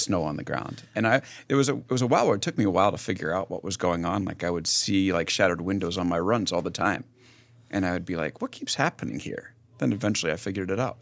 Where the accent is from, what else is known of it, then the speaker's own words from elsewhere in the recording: West Hempstead, New York, United States; moved away as an adult; also born or lived in San Francisco; I'm, uh, from Long Island